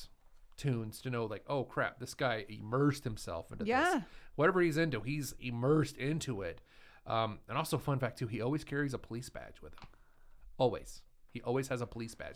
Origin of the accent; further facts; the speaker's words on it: Idaho, United States; also born or lived in California; I'm from Idaho.